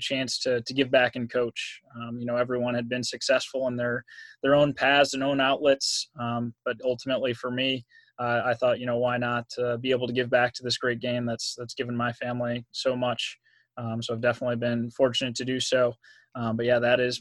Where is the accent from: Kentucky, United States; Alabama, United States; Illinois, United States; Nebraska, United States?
Illinois, United States; Belvidere; moved away as an adult; also born or lived in Santa Rosa, California / Indiana / Albany, New York; I was born in Santa Rosa, California. Grew up in Belvidere, Illinois, which is about an hour north of Chicago